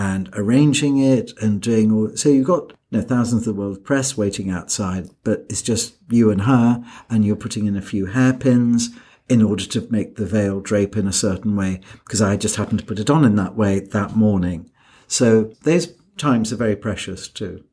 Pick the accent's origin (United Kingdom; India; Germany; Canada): United Kingdom; I'm British